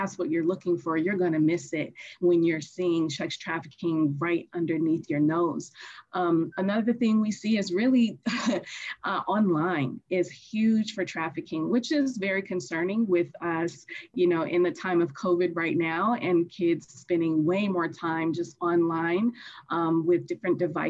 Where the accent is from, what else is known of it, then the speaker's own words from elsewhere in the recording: Chicago, Illinois, United States; now in Los Angeles, United States; I grew up as a foster youth and I'm originally from Chicago. And once I transitioned to Los Angeles, which is where I am now